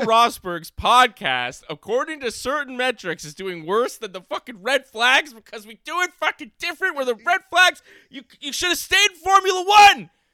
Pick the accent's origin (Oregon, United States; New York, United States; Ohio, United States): New York, United States; New York City; I might be from the Upper West Side